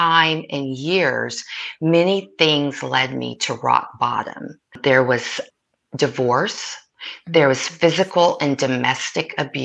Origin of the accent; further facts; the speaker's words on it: Oklahoma, United States; now in Coachella Valley, United States; I'm originally from Oklahoma. I grew up on the Oklahoma-Texas border